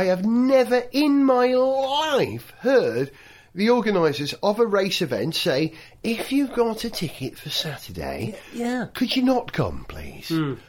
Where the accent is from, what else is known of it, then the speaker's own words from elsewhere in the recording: Wales, United Kingdom; I grew up in Wales, and I'm depressed by this rain.